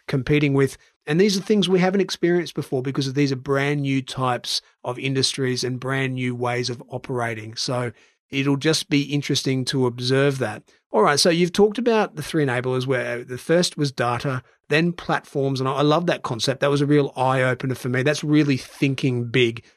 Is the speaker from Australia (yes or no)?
yes; Brisbane, Queensland, Australia; In my hometown of Brisbane